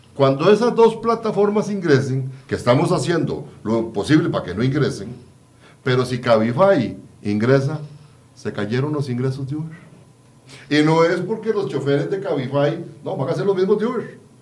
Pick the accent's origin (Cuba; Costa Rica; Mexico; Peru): Costa Rica; como costarricenses